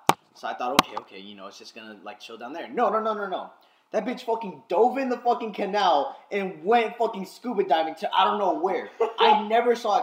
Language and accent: English; Florida, United States; we're Floridians